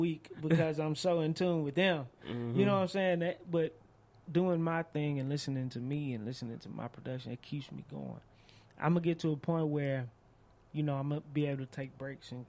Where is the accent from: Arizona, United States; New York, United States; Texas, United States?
Texas, United States; Dallas; Oak Cliff is my hood, it's my city, it's where I grew up.